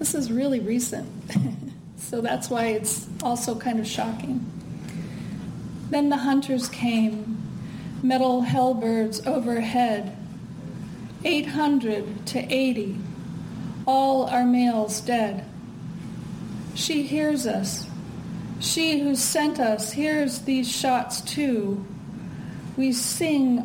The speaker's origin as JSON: {"language": "English", "region": "Midwest", "country": "United States", "moved": "yes", "said": "I'm from the Midwest"}